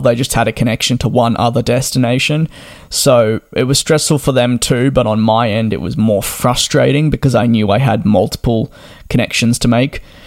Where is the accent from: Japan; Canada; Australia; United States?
Australia; Melbourne, Victoria; moved away; also born or lived in London; I'm from Melbourne, and while we get four seasons in one day